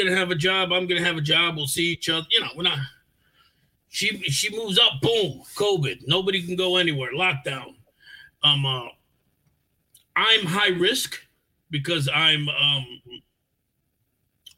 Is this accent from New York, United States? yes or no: yes; New York City, New York, United States; moved away as an adult; also born or lived in Albany, New York / Fort Lauderdale, Florida; now in Virginia, United States; I was born in the South Bronx. I was born in a hospital that was in the Bronx. And I grew up there back in the 70s.